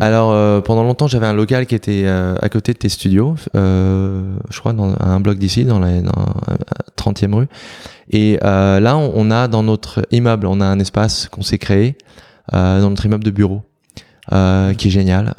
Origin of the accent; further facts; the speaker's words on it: Nancy, Grand Est, France; moved away as an adult; also born or lived in Seoul, South Korea; now in New York, United States; moi je viens de Nancy